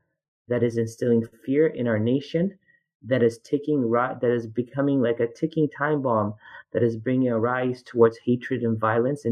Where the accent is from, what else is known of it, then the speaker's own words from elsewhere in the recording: Canada; now in United States; as a Canadian